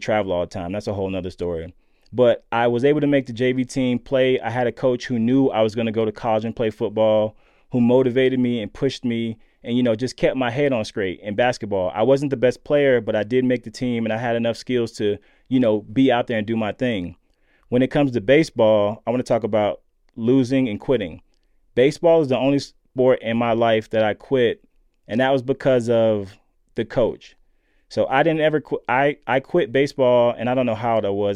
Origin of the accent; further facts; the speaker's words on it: Lakeland, Florida, United States; growing up in Lakeland, Florida